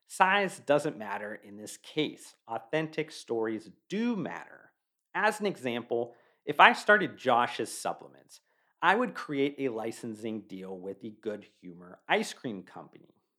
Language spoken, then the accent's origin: English; Youngstown, Ohio, United States; I was born and raised in Youngstown, Ohio